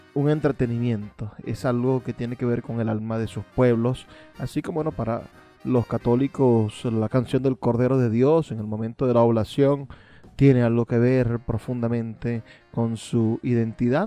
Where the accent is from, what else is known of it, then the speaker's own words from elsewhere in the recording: Venezuela; nosotros los venezolanos